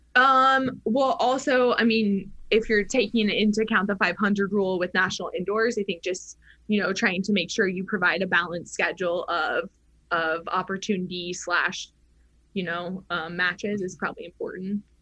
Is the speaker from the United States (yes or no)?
yes; Oregon, United States; moved away; also born or lived in Arizona / New Mexico; growing up in Oregon, it rained sure. all the time. So like my whole life in the PNW was all indoor tennis